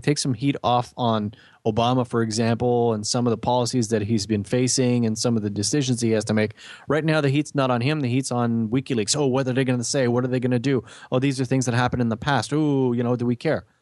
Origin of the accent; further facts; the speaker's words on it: Canada; we know as Canadian